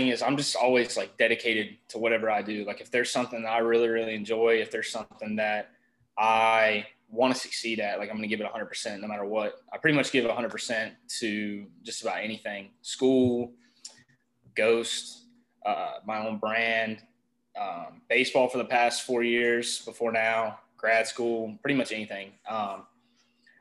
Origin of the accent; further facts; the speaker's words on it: North Carolina, United States; I'm from North Carolina.